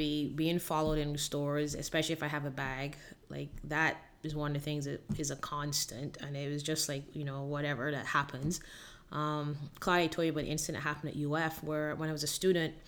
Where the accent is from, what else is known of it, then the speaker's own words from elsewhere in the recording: Barbados; moved away as an adult; also born or lived in Miami, United States; now in Gainesville, United States; I originally was born and raised in Barbados and came to the U.S. at the age of 19 to go to school in Miami